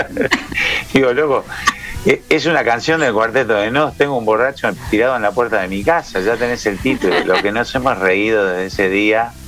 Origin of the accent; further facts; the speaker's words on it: Montevideo, Uruguay; moved away as an adult; also born or lived in Buenos Aires, Argentina; soy montevideano, y un montevideano artista